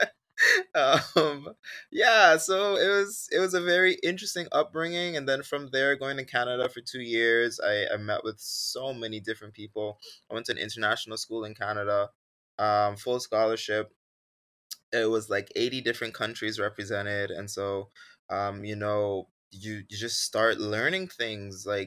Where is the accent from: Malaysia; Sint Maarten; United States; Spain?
Sint Maarten; when I was growing up on Sint Maarten